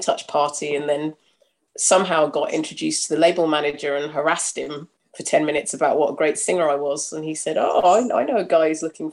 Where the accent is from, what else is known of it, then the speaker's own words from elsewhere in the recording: London, United Kingdom; I'm very near where I grew up in Tufnell Park.